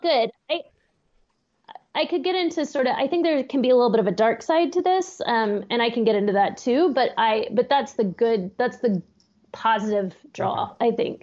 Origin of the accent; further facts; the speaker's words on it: Austin, Texas, United States; moved away as an adult; now in Pittsburgh, United States; I grew up in Austin